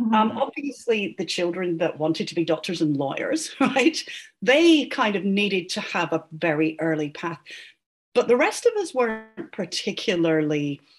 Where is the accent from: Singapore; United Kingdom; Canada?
Singapore; born there; also born or lived in Poland / Egypt; my dad was a diplomat. And so I grew up around the world. So I was born in Singapore.